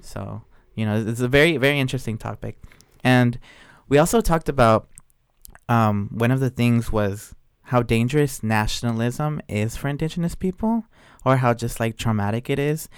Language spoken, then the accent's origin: English; Oaxaca, Mexico; about my home state, how in Oaxaca specifically